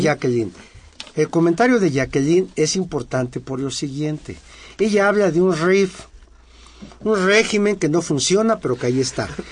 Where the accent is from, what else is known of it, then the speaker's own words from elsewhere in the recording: San Luis Potosí, Mexico; yo soy de San Luis Potosí, de mi barrio San Miguelito.